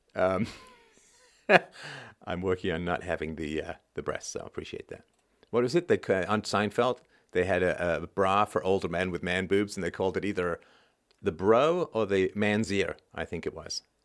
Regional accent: England, United Kingdom; accent: pseudo intellectual accent; now in Canada; when I was a kid, I grew up in England

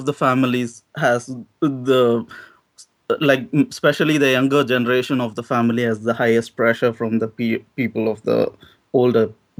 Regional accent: South India, India; moved away; I'm from South.

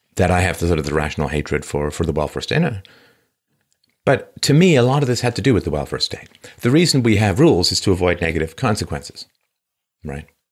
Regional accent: London, United Kingdom; my early childhood growing up in London

